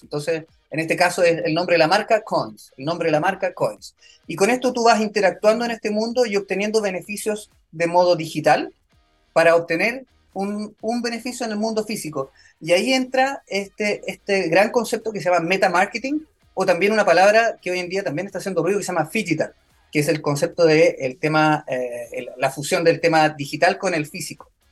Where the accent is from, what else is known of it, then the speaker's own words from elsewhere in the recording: Chile; also born or lived in New York; soy chileno